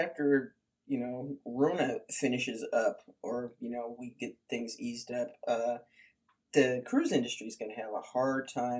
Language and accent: English; United States; accent: American; which sounds really stupid in my American